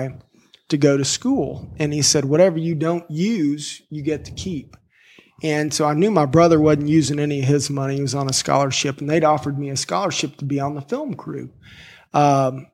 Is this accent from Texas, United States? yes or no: yes; Fort Worth, Texas, United States; I loved growing up there